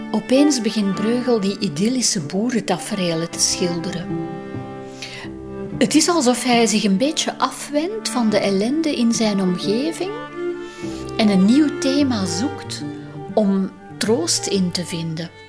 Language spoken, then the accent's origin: Dutch; Steenweg op Rijkevorsel, Kempen, Flanders, Belgium; Ik ben trouwens zelf opgegroeid aan de Steenweg op Rijkenvorsel